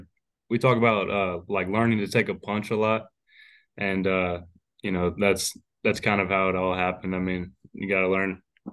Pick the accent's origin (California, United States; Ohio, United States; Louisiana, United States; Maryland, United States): Louisiana, United States; Baton Rouge; I'm actually from Baton Rouge, about 25 minutes away from Alex Box Stadium.